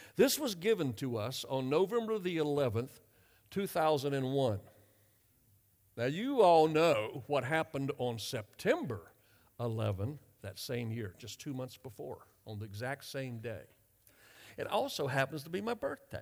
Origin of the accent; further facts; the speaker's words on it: North Carolina, United States; moved away as an adult; also born or lived in Europe; I grew up in North Carolina. I'm a Southerner